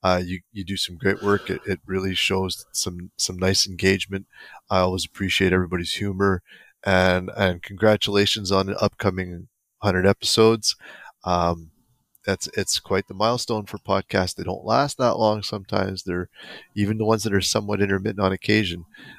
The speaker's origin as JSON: {"language": "English", "region": "New Jersey", "country": "United States", "said": "I'm the Russian from New Jersey."}